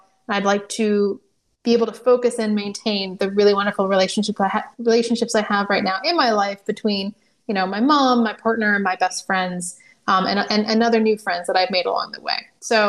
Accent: California, United States; born there; You know, I was born in California. We live near the coast.

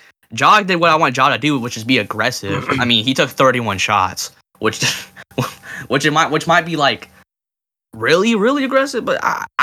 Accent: California, United States; but I'm from Cali, so I know a lot, and I mean a lot of Warrior fans.

